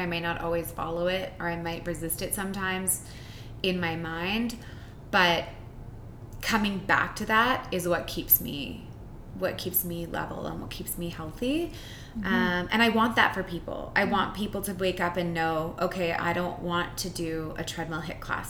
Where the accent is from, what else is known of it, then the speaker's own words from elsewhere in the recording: Winnipeg, Manitoba, Canada; moved away; I'm from Winnipeg originally. I've been here for longer than I was there because I'm old now.